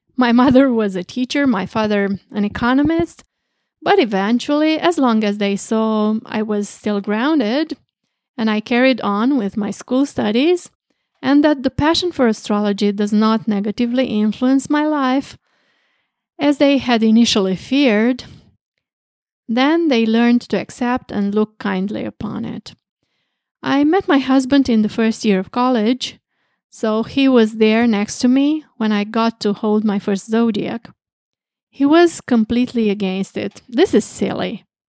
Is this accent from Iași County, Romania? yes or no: no; Craiova, Dolj, Romania; I was born in March fourteen, nineteen fifty-nine, in Craiova, Romania